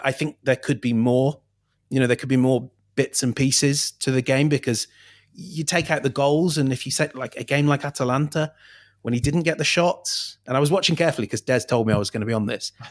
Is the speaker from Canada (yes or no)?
no; England, United Kingdom; I'm English